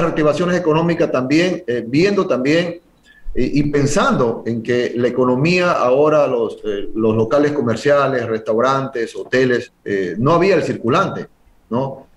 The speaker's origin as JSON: {"language": "Spanish", "area": "San Cristóbal", "region": "Galápagos", "country": "Ecuador", "said": "quiero a mi tierra, quiero a mi pueblo"}